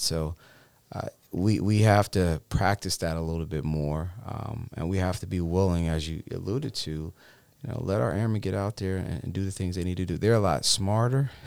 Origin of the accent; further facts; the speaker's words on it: Cleveland Heights, Ohio, United States; moved away as an adult; born and raised in Cleveland Heights, Ohio